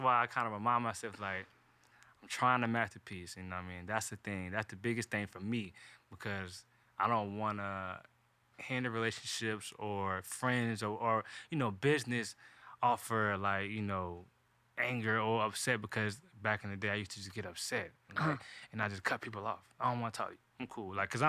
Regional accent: the South, United States; because I am from the South.

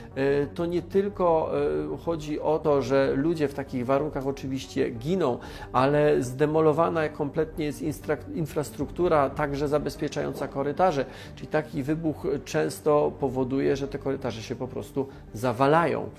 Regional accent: Silesian Voivodeship, Poland; Jestem ze Śląska, znam wielu górników

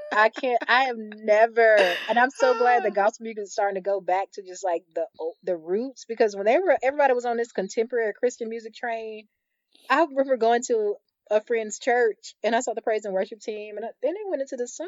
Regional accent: the South, United States; born and raised in the South, born and raised in the church

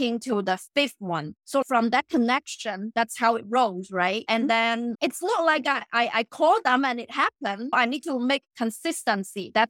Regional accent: China; moved away; I grew up in China.

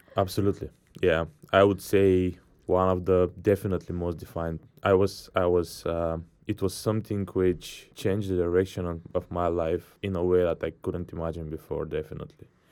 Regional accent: Bulgaria; I'm from Bulgaria

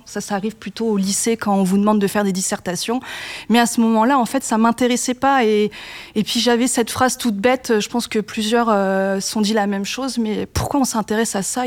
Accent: Grand Est, France; moved away; je viens quand même du Grand Est

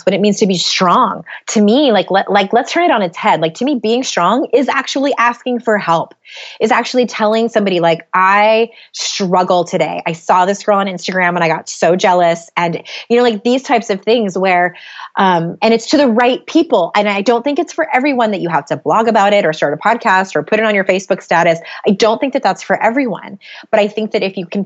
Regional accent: San Diego, California, United States; moved away as an adult; now in Utah, United States; we moved from San Diego, where both my husband and I were born and raised. We moved to Utah.

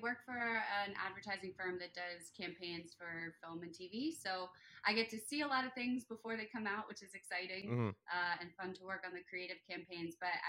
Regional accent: Delaware, United States; Philadelphia. Oh, okay, I'm from Delaware.

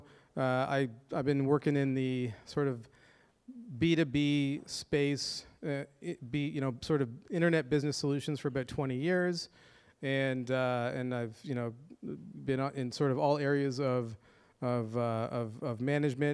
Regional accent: Toronto, Ontario, Canada; my hometown of Toronto, Canada

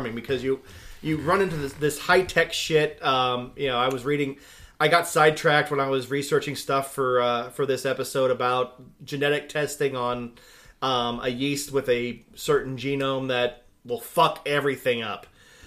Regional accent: Idaho, United States; my home state

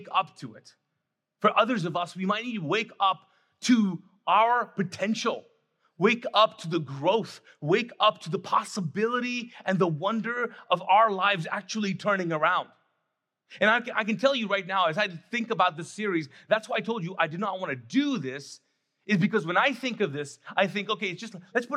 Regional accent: Kuwait; now in United States; I grew up in Kuwait, was born and raised there

